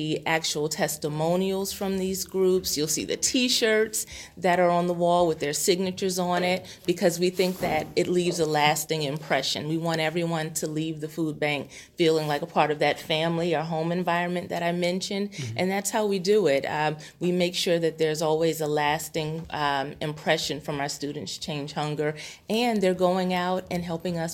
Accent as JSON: {"language": "English", "town": "Houston", "region": "Texas", "country": "United States", "moved": "yes", "said": "I'm originally from Houston, Texas"}